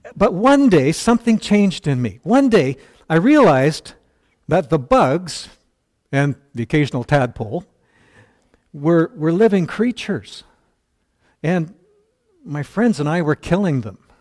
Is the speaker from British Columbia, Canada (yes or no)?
yes; Burnaby, British Columbia, Canada; I grew up in North Burnaby. Uh, North Burnaby suburb of Vancouver